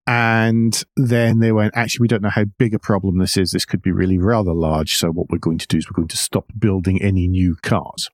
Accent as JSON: {"language": "English", "region": "Scotland", "country": "United Kingdom", "moved": "yes", "lives_now": "United States", "said": "As a Scot"}